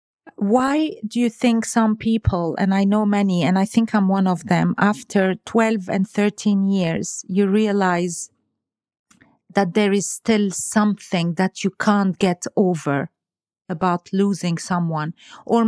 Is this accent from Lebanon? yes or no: yes; Lebanon; moved away; I come from Lebanon